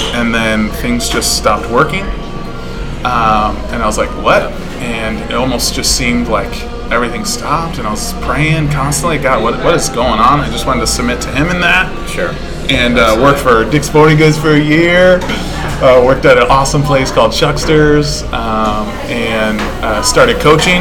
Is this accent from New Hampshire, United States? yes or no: yes; Bow, New Hampshire, United States; also born or lived in Michigan; I come from. Uh, as you said, Bow, New Hampshire, gorgeous little place. Um, lived there for the past what 22 years. Before that, I was born in Michigan.